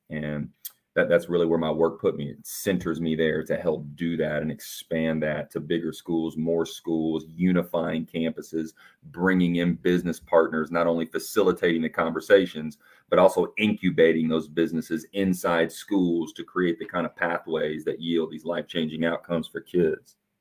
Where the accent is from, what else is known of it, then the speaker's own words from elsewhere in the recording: Evansville, Indiana, United States; I'm from Evansville, Indiana, and grew up, you know, born in seventy-nine, man, grew up in the V H S era